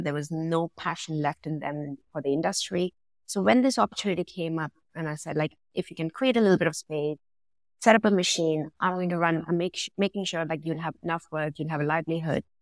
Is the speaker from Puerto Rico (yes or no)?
no; India; now in London, United Kingdom; Originally, I'm from India, so I've been born and brought up around manufacturing from where I am from